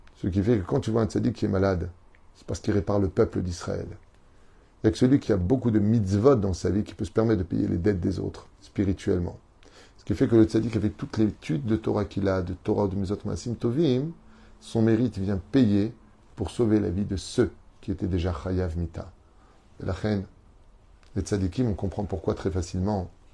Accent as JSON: {"language": "French", "country": "Tunisia", "said": "en tant que Tunisien"}